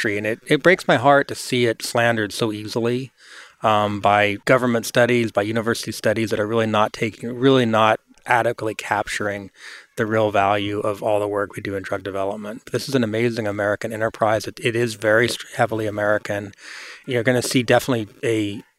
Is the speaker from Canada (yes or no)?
no; England, United Kingdom; now in United States; I grew up in England